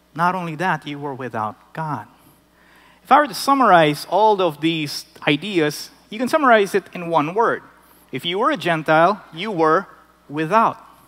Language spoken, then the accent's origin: English; Philippines; moved away as an adult; I grew up in the Philippines, I was amongst Filipinos